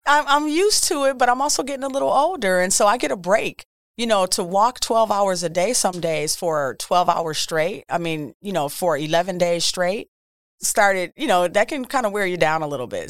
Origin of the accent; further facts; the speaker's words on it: Milwaukee, Wisconsin, United States; I'm born and raised in Milwaukee, Wisconsin